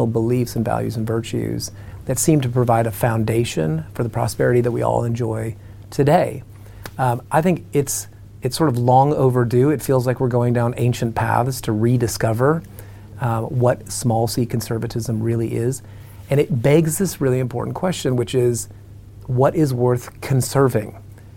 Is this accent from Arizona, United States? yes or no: yes; Arizona, United States; I come from Arizona